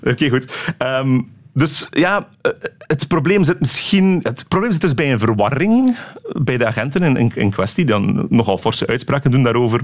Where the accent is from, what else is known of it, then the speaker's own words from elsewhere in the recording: Belgium; als Belg in ons land